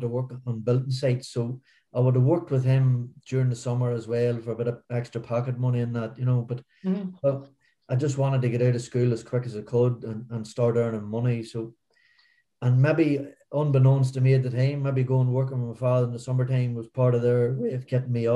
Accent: Newry, Northern Ireland, United Kingdom; born or raised there

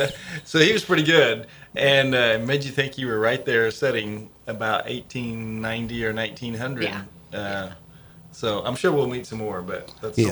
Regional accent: Benton, Illinois, United States; moved away; There was a Made Right in close to where I grew up in Southern Illinois in Christopher, Illinois. I grew up near Benton, Illinois

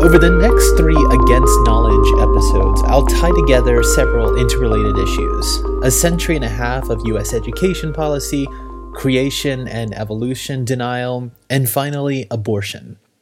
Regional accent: Little Rock, Arkansas, United States; my hometown of Little Rock, Arkansas

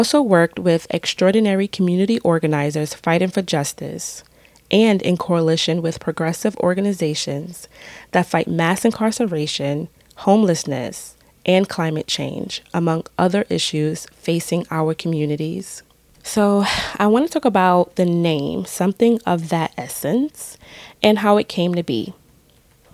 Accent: New York City, New York, United States; moved away as an adult; also born or lived in Brooklyn; now in upstate New York, United States; We were born and raised in the Bronx and lived in Brooklyn for a few years

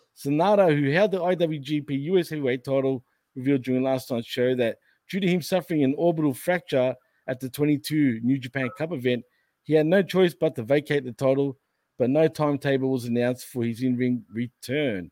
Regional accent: Australia; accent: Australian; I'm Australian

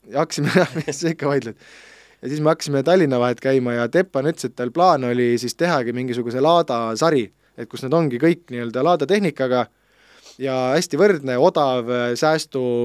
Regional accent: Pärnu, Pärnu County, Estonia; üles olen kasvanud Pärnus, see Riia-poolses linna otsas, eramajade rajoonis

